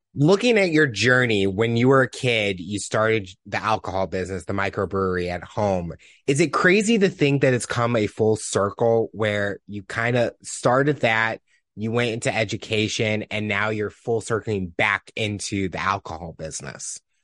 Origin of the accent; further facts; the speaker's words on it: Missouri, United States; I'm from Missouri